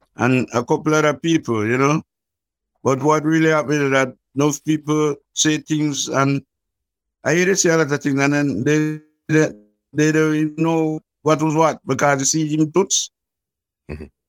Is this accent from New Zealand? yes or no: no; Kingston, Jamaica; I was born in Jubilee Hospital in Kingston, and I grew up in the ghettos of Trenchtown